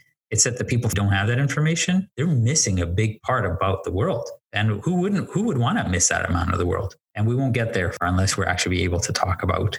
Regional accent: Canada; I see myself as Canadian. I engage with society.

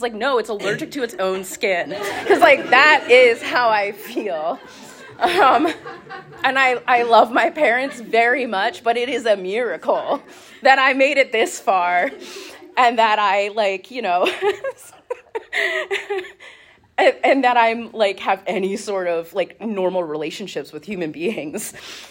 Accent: Reading, United States; I grew up here in Reading. I've been here my entire life.

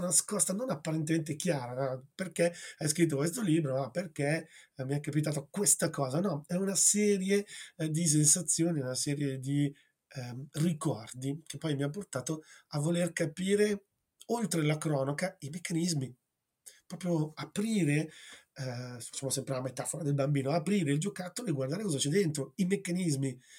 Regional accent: Gragnano, Campania, Italy; io sono nato a Gragnano, in provincia di Napoli

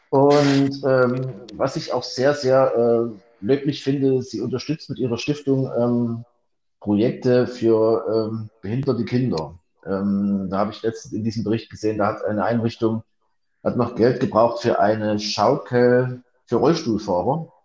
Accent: Chemnitz, Saxony, Germany; äh, in der ehemaligen DDR, in meiner Heimatstadt in Karl-Marx-Stadt und dort zur erfolgreichsten Eiskunstläuferin der Welt herangewachsen.

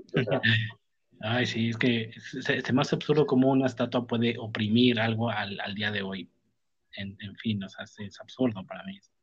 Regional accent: Mexico; also born or lived in Mexico City; en mi país

